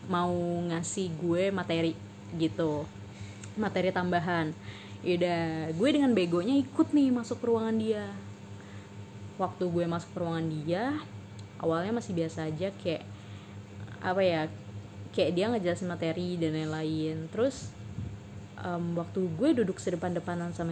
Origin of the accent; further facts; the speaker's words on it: Palembang, South Sumatra, Indonesia; now in Bandung, Indonesia; jadi gue kerja di Bandung intinya gue kerja di Bandung terus kota asal gue di Palembang